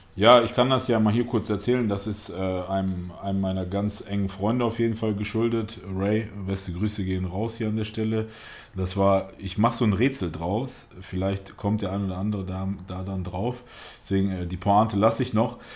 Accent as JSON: {"language": "German", "town": "Detmold", "region": "North Rhine-Westphalia", "country": "Germany", "tie": "born or raised there", "also_born_or_lived": "Russia / Gelsenkirchen / Lage", "said": "ursprünglich bin ich gar nicht in Deutschland geboren, sondern ich bin in Russland geboren. Äh, meine Eltern sind dann 1990, da war ich knapp drei Jahre alt, nach Deutschland gekommen. Und über Gelsenkirchen sind wir dann erstmal nach Detmold gekommen. In Detmold habe ich dann, war ich bis in die fünfte Klasse. Und von dort aus sind meine Eltern dann nach Lage gezogen"}